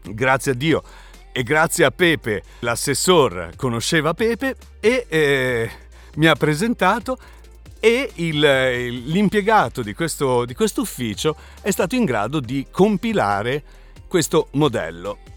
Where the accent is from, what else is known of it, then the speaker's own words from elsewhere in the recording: Spain; now in Italy; Quindi le banche mi dicevano no, io non, non, ti posso aprire un conto corrente da spagnolo, possiamo soltanto aprirti un conto corrente da straniero che si trova momentaneamente nel nostro paese.